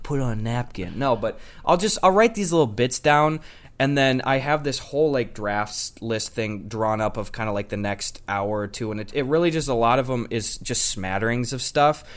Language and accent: English; Wisconsin, United States; I'm a boy from Wisconsin